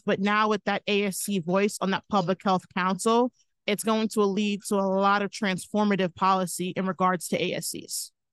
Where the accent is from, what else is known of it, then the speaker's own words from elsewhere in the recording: Long Island, New York, United States; I'm from Long Island, New York